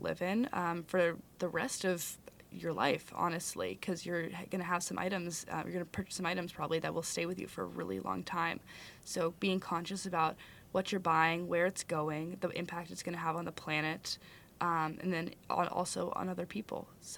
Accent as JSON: {"language": "English", "region": "California", "country": "United States", "lives_now": "Madison, United States", "said": "Yeah, I came with my parents from California, so we had like four suitcases"}